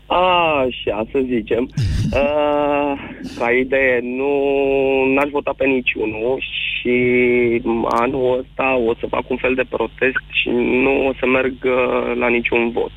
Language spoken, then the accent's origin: Romanian; Constanța, Constanța County, Romania; Din Constanța sunt